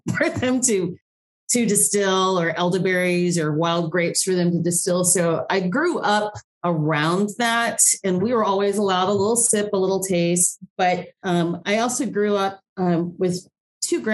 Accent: Ohio, United States; moved away as an adult; also born or lived in Chicago; I grew up in Ohio

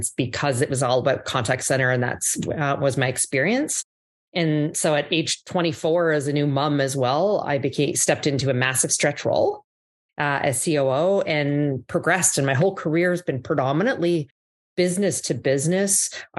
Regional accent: Calgary, Alberta, Canada; accent: Canadian; moved away as an adult; also born or lived in Ottawa / Toronto / New York; now in Miami, United States; So I grew up in Canada, born in the East Coast, in Ottawa, grew up in Calgary

